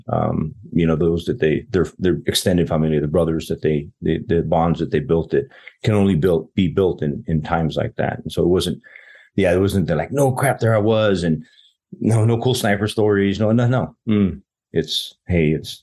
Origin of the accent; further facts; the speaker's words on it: Las Cruces, New Mexico, United States; moved away as an adult; I'm from southern New Mexico, a town. I grew up in Las Cruces, New Mexico